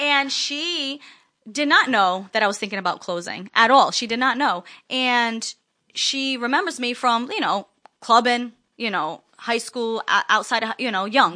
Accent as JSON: {"language": "English", "town": "East Providence", "region": "Rhode Island", "country": "United States", "tie": "born or raised there", "also_born_or_lived": "Springfield, Massachusetts", "said": "I went back to my hometown, East Providence"}